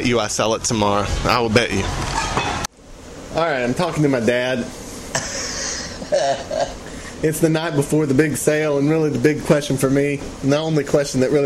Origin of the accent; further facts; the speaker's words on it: Shreveport, Louisiana, United States; moved away; I went to my hometown of Shreveport, Louisiana